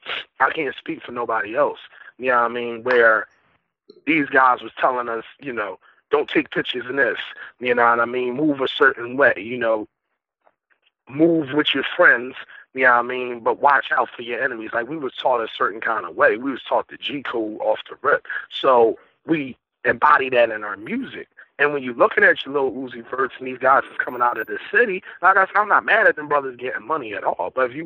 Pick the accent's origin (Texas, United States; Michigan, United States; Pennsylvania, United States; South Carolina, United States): Pennsylvania, United States; Philadelphia; I'm from West.